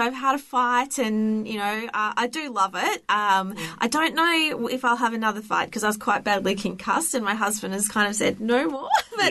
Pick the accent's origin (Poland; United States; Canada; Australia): Australia; Perth, Western Australia; now in Melbourne, Australia; In Perth.